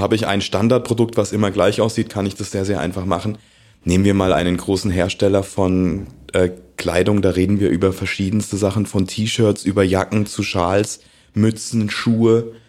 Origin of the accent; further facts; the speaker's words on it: Mannheim, Baden-Württemberg, Germany; ich komme aus Mannheim